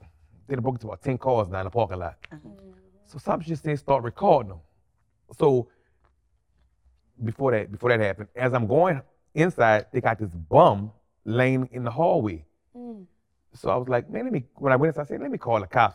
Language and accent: English; New Orleans, Louisiana, United States; I was born and raised in New Orleans.